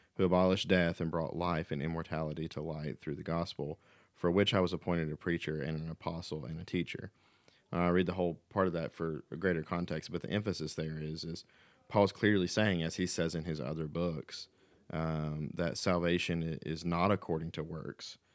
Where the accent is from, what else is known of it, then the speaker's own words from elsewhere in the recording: the Bible Belt, United States; growing up in the Bible Belt in America